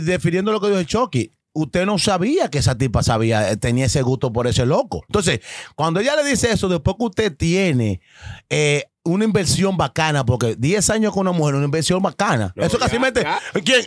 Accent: Dominican Republic; now in New York, United States; yo que soy dominicano

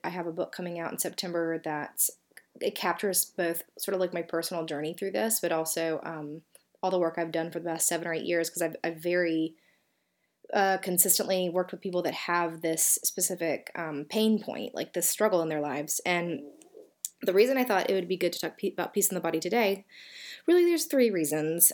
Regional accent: Southern, United States; accent: Southern; my Southern accent

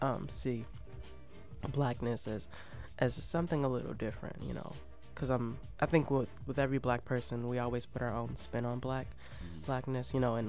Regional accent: Detroit, Michigan, United States; Yeah, and I think that definitely has to do with being from Detroit.

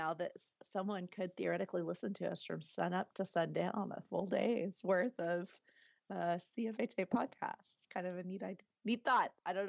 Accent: Texas, United States; now in Oklahoma City, United States; I'm originally from Texas.

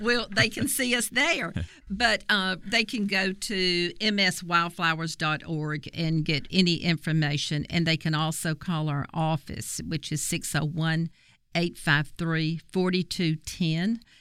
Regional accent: Copiah County, Mississippi, United States; I'm actually from Kapai County

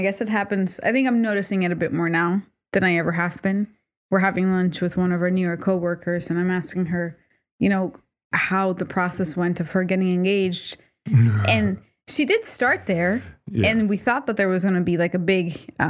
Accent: Puerto Rico; Oh, you're from Puerto Rico. I'm from Puerto Rico, too.

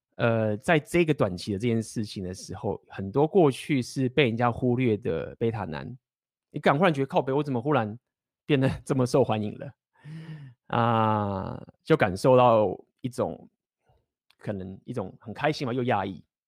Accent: Taiwan; 我们台湾人已经很紧张

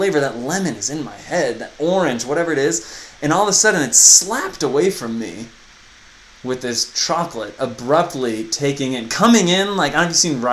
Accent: United States; I'm from the United States of America

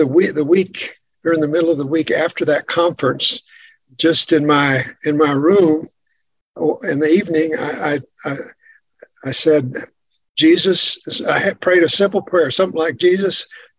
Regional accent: the Bible Belt, United States; growing up in the Bible Belt.

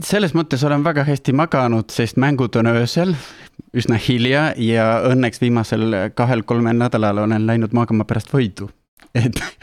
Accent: Argentina; moved away; mina olen pärit Argentiinast

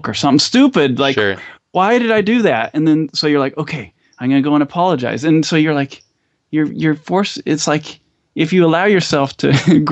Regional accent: United States; also born or lived in Idaho / Utah; I grew up in Idaho and Utah

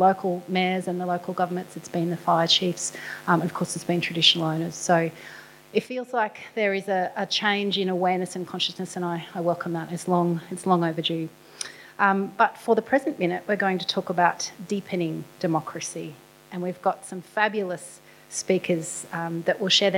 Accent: Queensland, Australia; my home state of Queensland

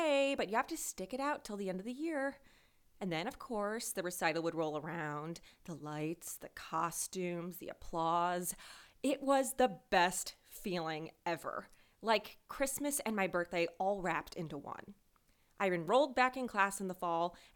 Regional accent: a suburb of Detroit, Michigan, United States; I grew up in Michigan in a suburb of Detroit

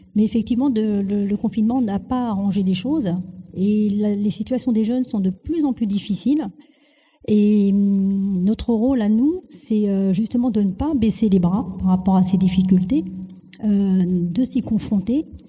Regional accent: France; also born or lived in Algeria; Je suis venue, enfin, on m'a fait venir. J'avais même pas

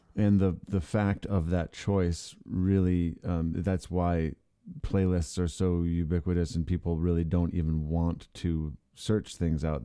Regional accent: Ann Arbor, Michigan, United States; moved away; I liked growing up in that town.

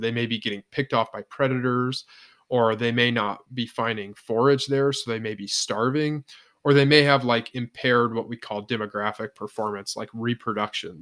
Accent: northwestern Indiana, United States; moved away as an adult; also born or lived in Ohio / South Dakota; now in Iowa, United States; I grew up in Indiana

